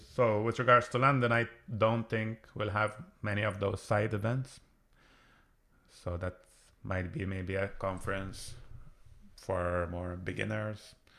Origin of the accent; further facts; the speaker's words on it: Malta; I come from Malta, which is where lots of gaming companies are based